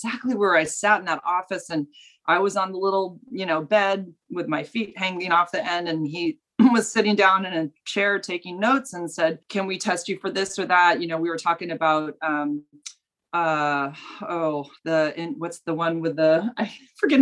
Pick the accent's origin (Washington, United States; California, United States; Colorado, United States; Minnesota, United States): California, United States; I grew up in California. I've always lived here